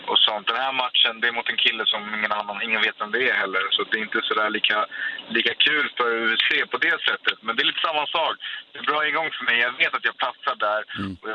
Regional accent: Stockholm, Stockholm County, Sweden; Jag bor i Stockholm, jag är från Stockholm.

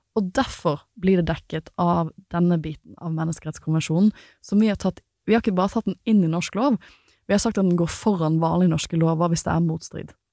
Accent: Western Norway, Norway; jeg har vokst opp på Vestlandet

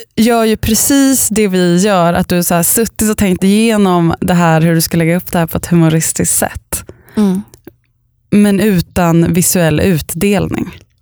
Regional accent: Upplands Väsby, Stockholm County, Sweden; also born or lived in a village (unnamed); Jag kommer från Upplands, eller först och främst kommer jag från liksom en by. Eh, och sen så flyttade vi till Upplands Väsby

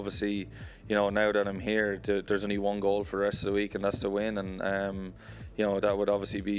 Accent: Ireland; as an Irish player growing up.

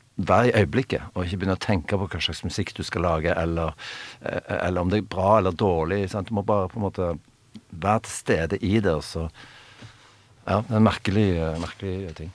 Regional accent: Stavanger, Rogaland, Norway; vi kom liksom fra Stavanger

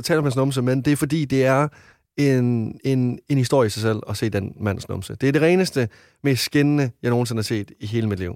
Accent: Varde, Southern Denmark, Denmark; moved away; dem, jeg har haft hjemme i Varte hele mit liv

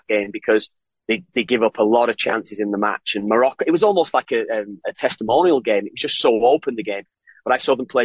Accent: Ireland; now in Canada; I'm Irish. I'm Irish.

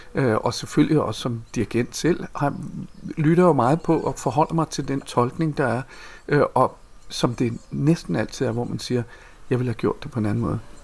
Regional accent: Copenhagen, Capital Region of Denmark, Denmark; Jeg kommer fra fra Amager, øh, et øh, ret øh, barsk kvarter, vi voksede op

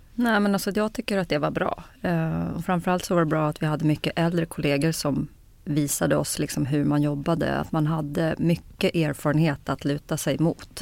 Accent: Kungsängen, Stockholm County, Sweden; jag är född i Kungsängen faktiskt. Ja. norr om Stockholm, eh, uppväxt eh, norr om Stockholm.

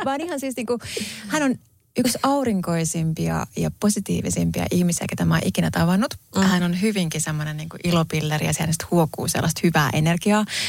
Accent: Pori, Satakunta, Finland; moved away as an adult; edelleen mä koen olevani tosi vahvasti porilainen ja sydämeni on siellä

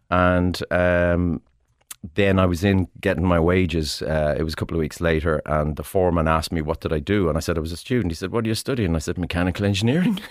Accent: Ireland; growing up in Ireland

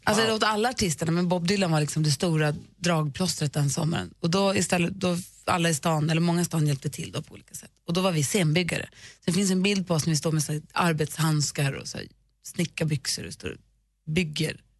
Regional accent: Luleå, Norrbotten County, Sweden; moved away; i Luleå där jag växte upp

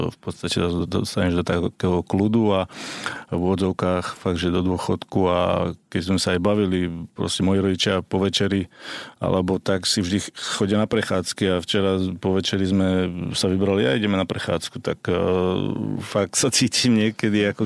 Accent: Slovakia; spoločné Vianoce doma na Slovensku, keďže som rozlietaný 20 rokov.

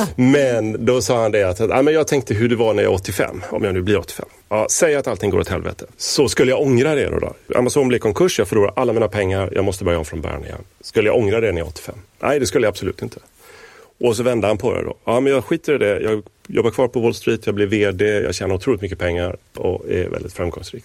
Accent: Gothenburg, Västra Götaland, Sweden; Jag hade en lekkamrat i området där jag växte upp, i Göteborg

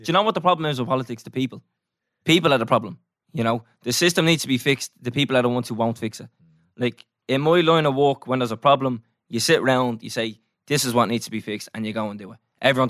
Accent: Newtownmountkennedy, County Wicklow, Ireland; I'm from Newtown, Mount Kennedy.

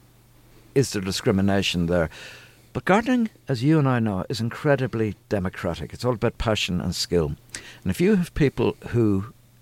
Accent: Ireland; born or raised there; also born or lived in London

